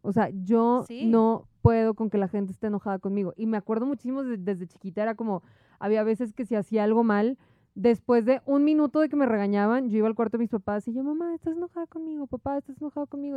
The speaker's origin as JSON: {"language": "Spanish", "town": "Monterrey", "region": "Nuevo León", "country": "Mexico", "tie": "born or raised there", "moved": "as an adult", "said": "La primera vez que me fui de Monterrey, que me fui un año, fue a los 18 años"}